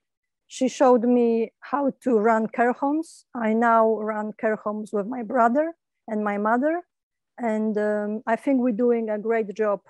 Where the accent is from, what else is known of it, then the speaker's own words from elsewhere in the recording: Kraków, Lesser Poland, Poland; also born or lived in England; when I came back to Poland from England. I used to live in England for 12 years